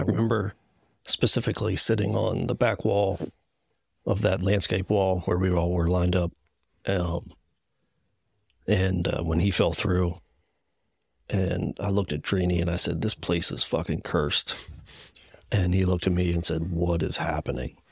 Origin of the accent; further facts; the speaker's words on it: Gettysburg, Pennsylvania, United States; I'm from Gettysburg, P A. One of those P A guys